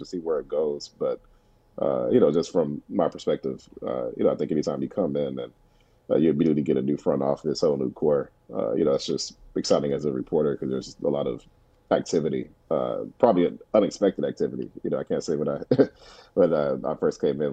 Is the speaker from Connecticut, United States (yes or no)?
no; Detroit, Michigan, United States; somebody who was born and raised in Detroit, you know, grew up watching the Pistons